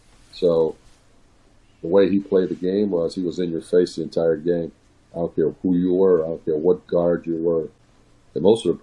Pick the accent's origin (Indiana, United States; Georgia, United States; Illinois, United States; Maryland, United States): Indiana, United States; Northwest; moved away as an adult; now in Bloomington-Normal, United States; Michael and I came from Northwest Indiana.